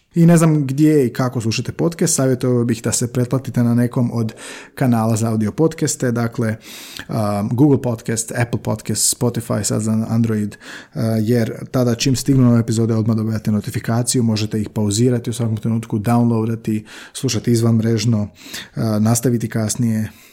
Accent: Slavonia, Croatia; tako govore u Slavoniji odakle sam ja

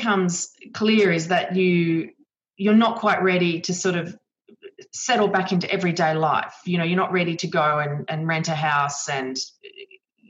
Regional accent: Australia; in Australia where the big waves and surf are part of our understand. You know, we grow up with it

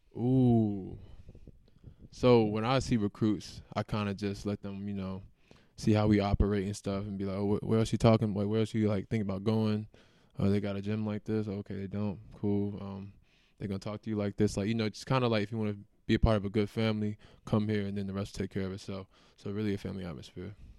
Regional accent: Raleigh, North Carolina, United States; now in Nebraska, United States; I'm from North Carolina. Raleigh, to be exact. I mean, we got N C State, uh, U N C, and Duke all within, like, thirty, forty-five minutes from my house. So, I grew up watching the A C C

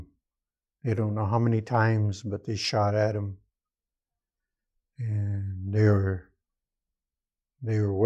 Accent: Lapwai, Idaho, United States; moved away as an adult; now in Peshastin, United States; I'm originally from Lapway. I grew up in Lapway, Idaho, and lived there most of my life

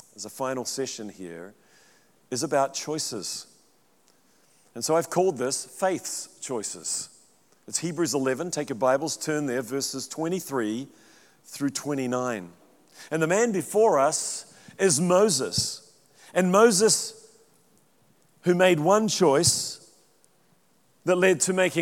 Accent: New Zealand; moved away as an adult; also born or lived in Central California; now in United States; I'm a Kiwi

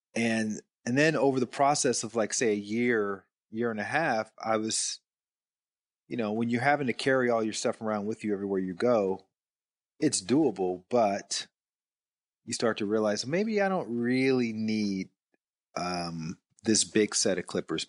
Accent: Alabama, United States; now in Atlanta, United States; I actually grew up in Alabama

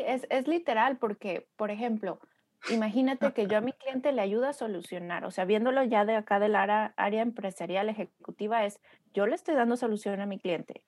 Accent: Torreón, Coahuila, Mexico; moved away as an adult; now in United States; Torreón, que es mi, mi, mi ciudad natal y orgullosamente lagunera

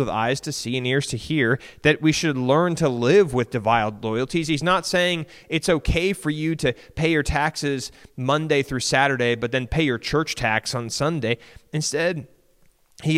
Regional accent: United States; for a whole lot of us American Christians

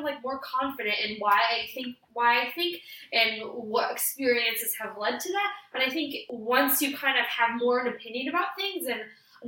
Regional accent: United States

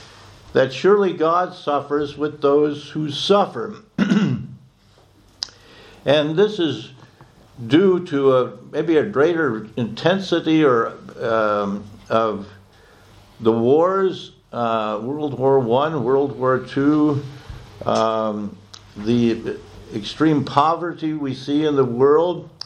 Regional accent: United States; moved away as an adult; also born or lived in Oxford, England; not simply as an American citizen, but as one of you. I'm also a British citizen

